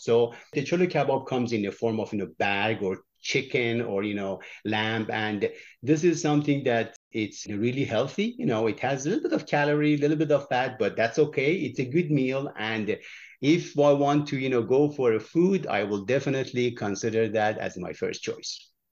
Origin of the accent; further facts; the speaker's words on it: Iran; moved away; I was born in Iran